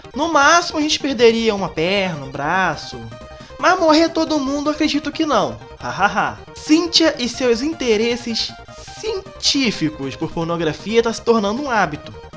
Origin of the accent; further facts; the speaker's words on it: Rio de Janeiro, Brazil; o pessoal aqui do Rio, é, conjugar em tu não existe tu a gente no máximo faz pra quando a ligação cai